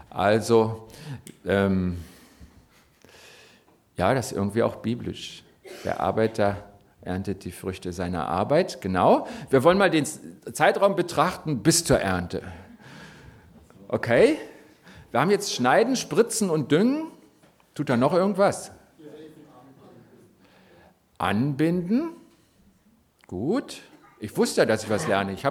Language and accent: German; Berlin, Germany; born there; ihr dürft jetzt gerne mir erzählen, ich bin zugereist, geboren in Berlin.